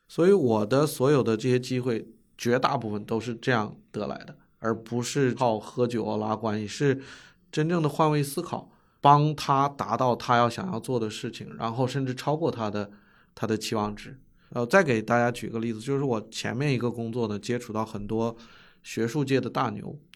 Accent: China; moved away as an adult; also born or lived in United States; 我是嗯。中国人，又是一个相对平均的美国一个大学毕业的博士

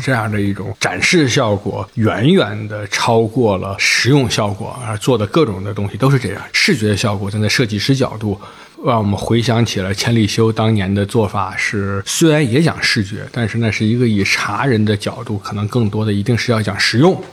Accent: China; 我们中国人

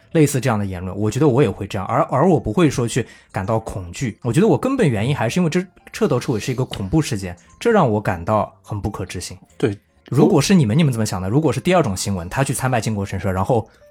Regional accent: China; moved away as an adult; now in Japan; 我是一个来自中国的留学生

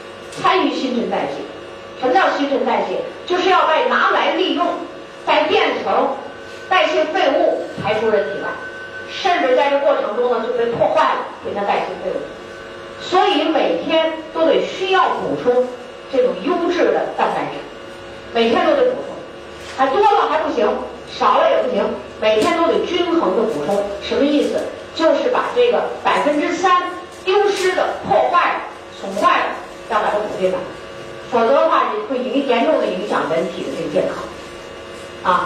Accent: China; 我们中国人

